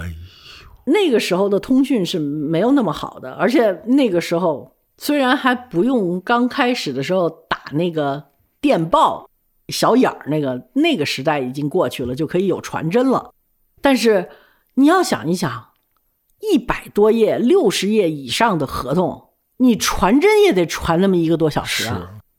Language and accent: Chinese; China; moved away; also born or lived in United States; 我呢，是因为从小物质条件是比较丰厚的，又去了美国之后，也受了美国人的那种教育。我觉得我英文不差，我什么都不差，但是我为什么回国来之后